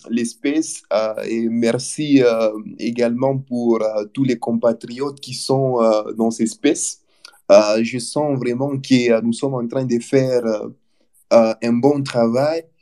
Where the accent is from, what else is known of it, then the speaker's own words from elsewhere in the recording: DR Congo; On a compté euh, beaucoup des milliers de morts chez nous en RDC.